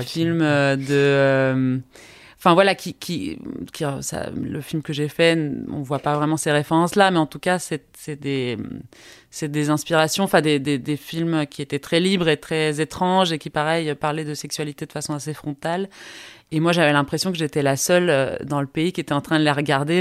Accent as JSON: {"language": "French", "country": "Costa Rica", "tie": "born or raised there", "also_born_or_lived": "Belgium", "moved": "as an adult", "said": "j'ai grandi au Costa Rica, je suis partie euh, en Europe faire des études parce que mon père est français"}